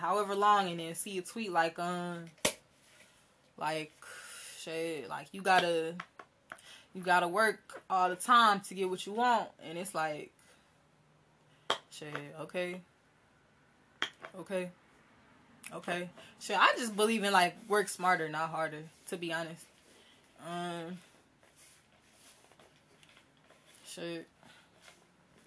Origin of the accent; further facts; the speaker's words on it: United States; I'm an American rapper